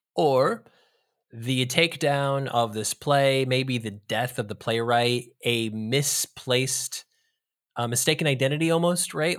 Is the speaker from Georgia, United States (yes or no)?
no; California, United States; we're from California